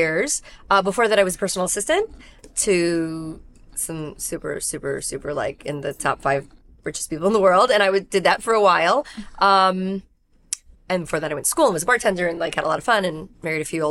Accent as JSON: {"language": "English", "town": "New York City", "region": "New York", "country": "United States", "tie": "born or raised there", "said": "I'm a New Yorker, a New Yorker New Yorking in New York. I grew up in Brooklyn"}